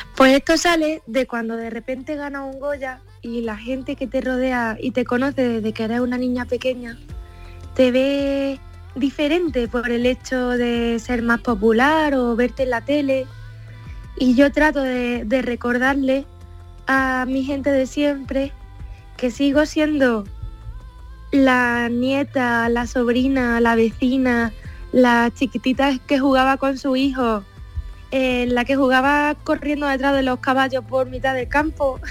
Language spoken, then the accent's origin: Spanish; Pozoblanco, Andalusia, Spain; born or raised there